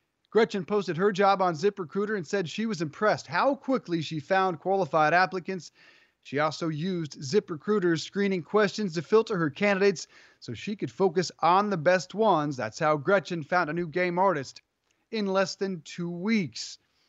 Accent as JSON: {"language": "English", "region": "Colorado", "country": "United States", "said": "I'm from Colorado."}